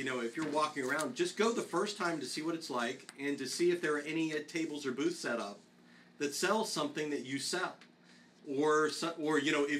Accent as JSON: {"language": "English", "town": "Tampa", "region": "Florida", "country": "United States", "said": "I'm from Tampa, as I said. Even if I'm somewhere else and I say I'm from Tampa"}